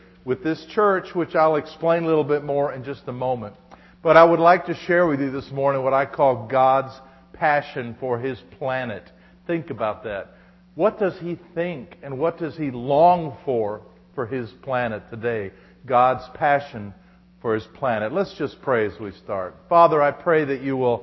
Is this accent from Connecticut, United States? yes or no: no; Denver, Colorado, United States; I'm from Denver, Colorado